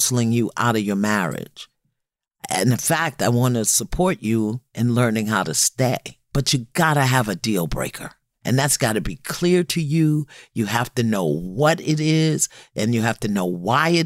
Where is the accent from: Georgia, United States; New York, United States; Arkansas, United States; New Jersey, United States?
New York, United States; New York City; I'm from Brooklyn